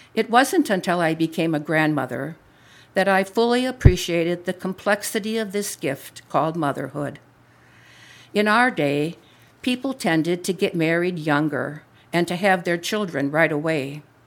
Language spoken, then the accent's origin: English; Wisconsin, United States; moved away as an adult; now in Libertyville, United States; I am a cradle Catholic, born and raised in Wisconsin, home of the Green Bay Packers.